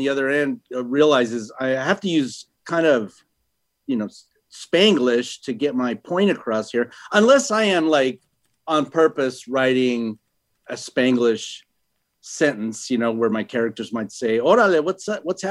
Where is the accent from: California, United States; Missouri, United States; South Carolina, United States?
California, United States; San Diego; born or raised there; first language Spanish; English is a second language